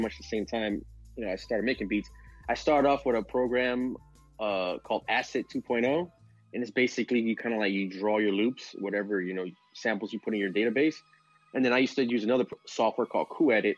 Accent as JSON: {"language": "English", "town": "Miami", "region": "Florida", "country": "United States", "said": "I'm a producer from Miami, Florida"}